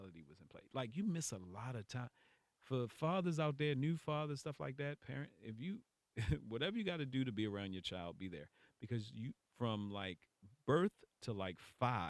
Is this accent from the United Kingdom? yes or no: no; Baltimore, Maryland, United States; moved away as an adult; now in California, United States; I'm from Baltimore